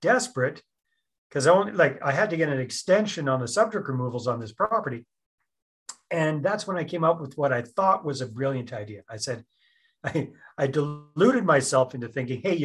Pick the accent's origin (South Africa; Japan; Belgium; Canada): Canada; British Columbia; moved away as an adult; also born or lived in San Jose, Costa Rica; Born and raised in British Columbia.